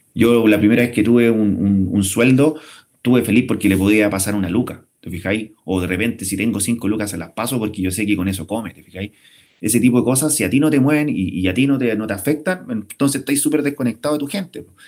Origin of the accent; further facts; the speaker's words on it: Chile; somos los chilenos